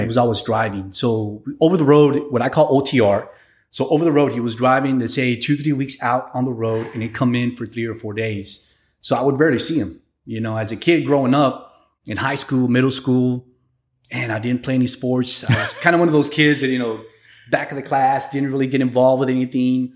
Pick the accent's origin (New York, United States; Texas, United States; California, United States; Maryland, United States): Texas, United States; San Antonio; also born or lived in Piedras Negras, Coahuila, Mexico; I was raised in San Antonio